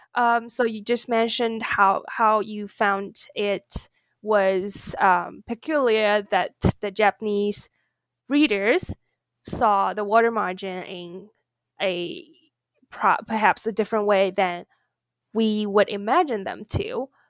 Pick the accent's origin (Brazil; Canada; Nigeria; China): China; moved away; I grew up in China